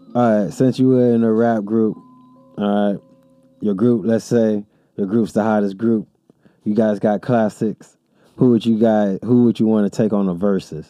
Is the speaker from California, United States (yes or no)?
yes; Pomona, California, United States; I'm from Pomona. We all about the P.